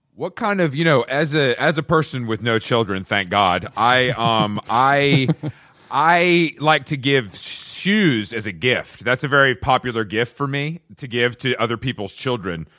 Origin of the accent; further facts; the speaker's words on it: Atlanta, Georgia, United States; also born or lived in New York; now in Los Angeles, United States; I'm from Atlanta. I'm from the South